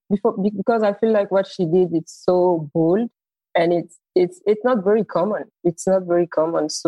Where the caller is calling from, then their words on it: Abidjan, Côte d’Ivoire; So I'm joining from Abidjan, Cote d'Ivoire.